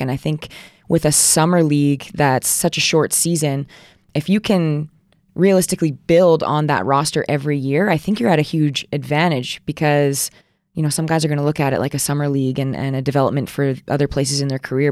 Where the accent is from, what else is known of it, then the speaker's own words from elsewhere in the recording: Alberta, Canada; also born or lived in Edmonton / Saskatoon; I grew up, like, super small town, about an hour east